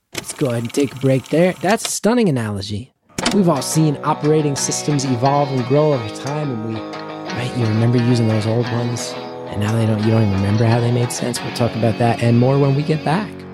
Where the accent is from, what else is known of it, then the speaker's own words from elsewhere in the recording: New York City, New York, United States; I lived in Queens, beautifully diverse